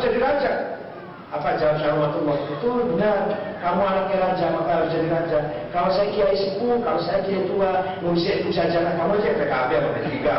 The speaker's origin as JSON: {"language": "Indonesian", "town": "Cirebon", "region": "West Java", "country": "Indonesia", "said": "saya daerah saya Cirebon"}